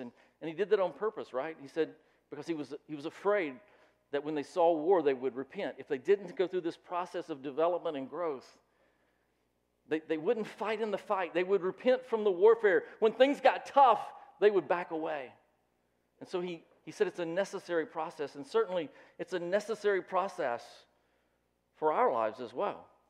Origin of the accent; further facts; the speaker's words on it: the South, United States; I grew up in the South